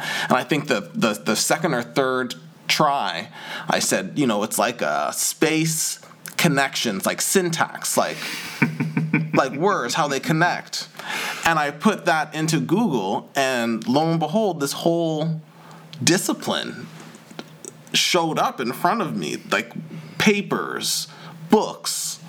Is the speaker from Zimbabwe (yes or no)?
no; Toronto, Ontario, Canada; accent: Canadian; moved away as an adult; also born or lived in Ottawa, Canada; now in London, United Kingdom; Growing up in Toronto